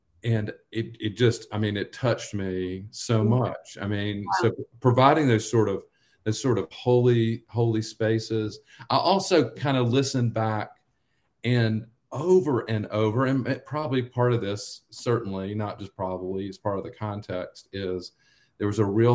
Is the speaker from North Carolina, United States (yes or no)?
yes; Union County, North Carolina, United States; I grew up in North Carolina, Union County.